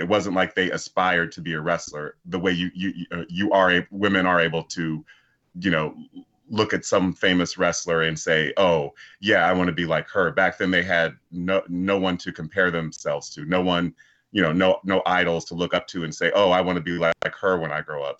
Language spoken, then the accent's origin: English; Columbus, Ohio, United States; I was born and raised in Columbus, Ohio